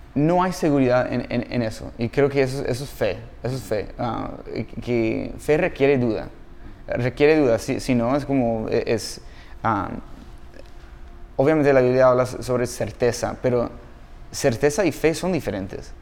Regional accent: Los Angeles, California, United States; Spanish is a second language; moved away; yo soy de Los Ángeles, California

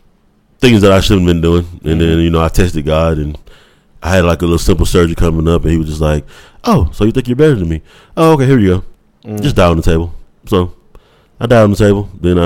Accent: Newnan, Georgia, United States; No, I'm from Noonan.

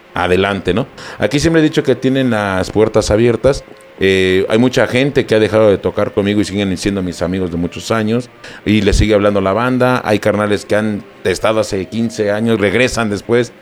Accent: Mexico City, Mexico; Venimos de la Ciudad de México.

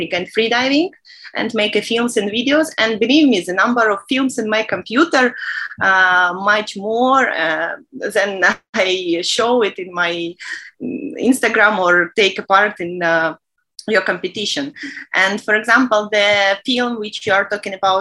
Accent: Minsk, Belarus; moved away as an adult; now in Sharm el-Sheikh, Egypt; I'm from Belarus, Minsk

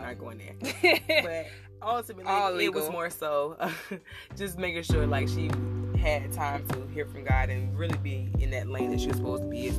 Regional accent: Jacksonville, Florida, United States

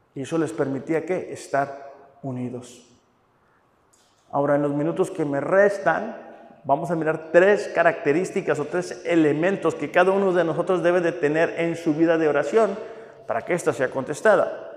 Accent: Mexico; somos los mexicanos

